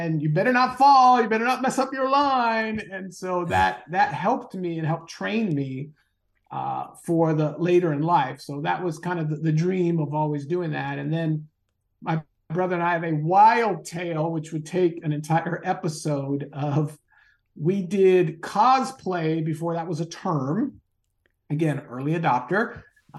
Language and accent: English; Southern California, United States; my brother and I, we grew up in Southern California.